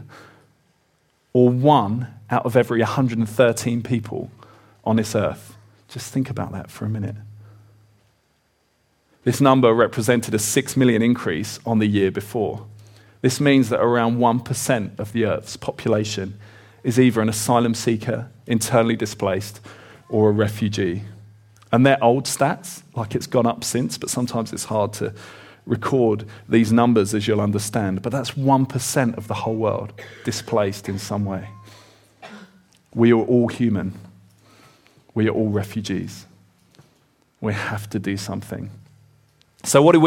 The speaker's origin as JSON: {"language": "English", "area": "Kent", "region": "South East England", "country": "United Kingdom", "tie": "born or raised there", "said": "I grew up in Kent in the southeast"}